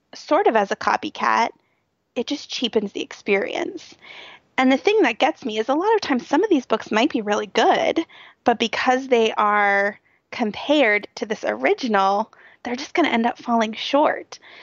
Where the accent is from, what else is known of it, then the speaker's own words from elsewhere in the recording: Cincinnati, Ohio, United States; it was right in my hometown and some of the streets that you talked about were running right by my office